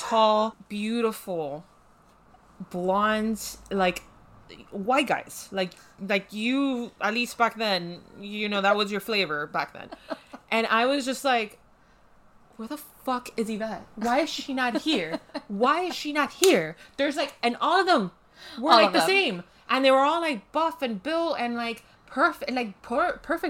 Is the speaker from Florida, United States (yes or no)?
yes; Miami, Florida, United States; Why was I born and raised in Miami? Why do I live right now in Miami?